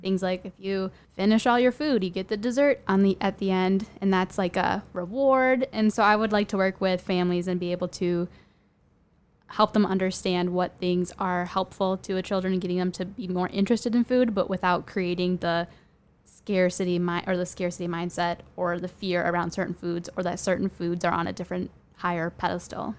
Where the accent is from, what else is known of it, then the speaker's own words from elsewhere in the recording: Minnesota, United States; I'm from Minnesota.